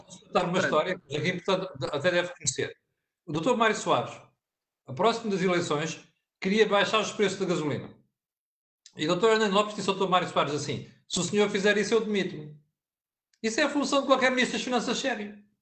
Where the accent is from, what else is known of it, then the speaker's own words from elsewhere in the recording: Portugal; como português